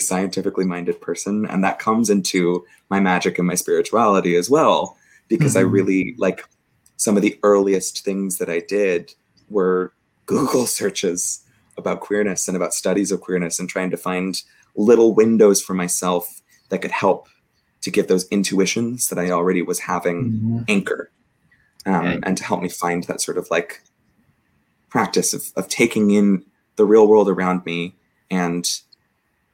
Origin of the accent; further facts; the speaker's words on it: Southern California, United States; moved away as an adult; also born or lived in Provo, Utah / Oklahoma; now in San Francisco, United States; I was raised in a pretty conservative suburb in Southern California